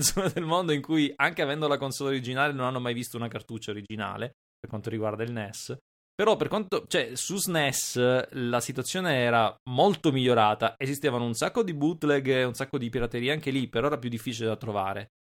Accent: Palermo area, Sicily, Italy; zone mie, cioè Palermo e dintorni

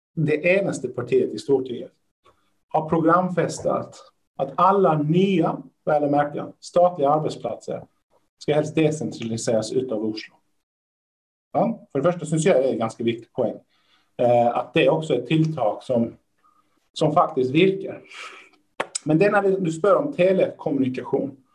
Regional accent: Lund, Skåne, Sweden; moved away as an adult; now in Norway; Där jag kommer ifrån, Lund

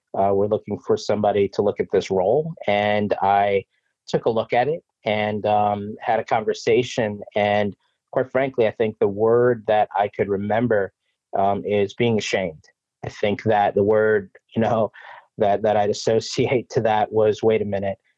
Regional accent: New York City, New York, United States; also born or lived in Brooklyn, New York / Long Island, New York; born in Brooklyn, raised in Queens, and you know, I live out in Long Island

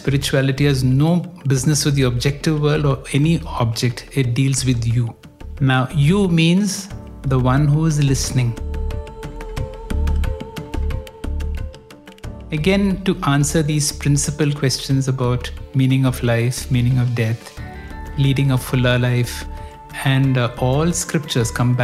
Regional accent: Bangalore, Karnataka, India; I grew up in Bangalore.

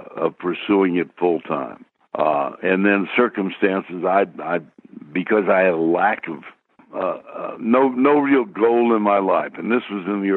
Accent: Austin, Texas, United States; also born or lived in Minnesota / Everett, Washington / Seattle, Washington / Dallas; went back to my hometown of Austin

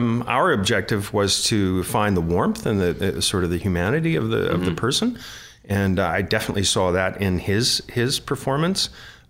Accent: Virginia, United States; moved away; I'll go to my home state of Virginia

